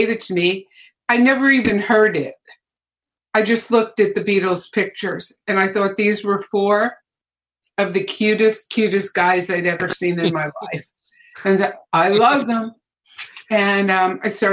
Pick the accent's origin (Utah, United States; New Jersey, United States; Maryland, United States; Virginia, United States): New Jersey, United States; In New Jersey, little town in New Jersey, and a very sleepy sort of blue collar kind of town